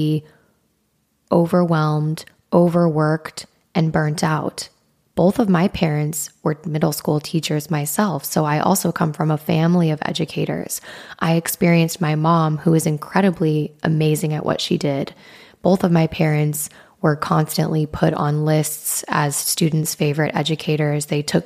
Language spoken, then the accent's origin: English; Wyoming, United States; growing up in the Midwest in Wyoming